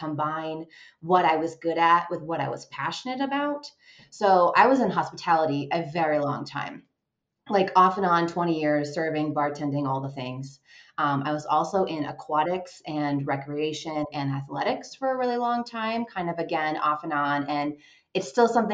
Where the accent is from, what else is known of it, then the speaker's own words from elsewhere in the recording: Vermont, United States; moved away as an adult; also born or lived in Washington, D.C. metro area / Los Angeles; now in Colorado, United States; I am originally from Vermont, born and raised, went to my undergrad there.